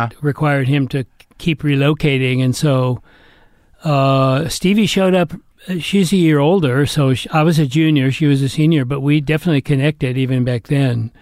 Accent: Atherton, California, United States; I was brought up in Northern California

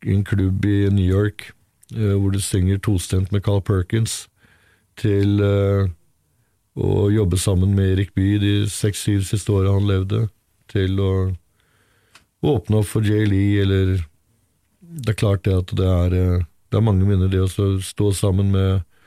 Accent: Brevik, Vestfold og Telemark, Norway; Jeg er fra Brevik i Telemark

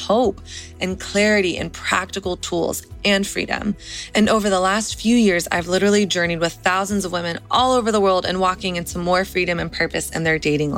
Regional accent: the South, United States; now in Nashville, United States; I grew up in the South

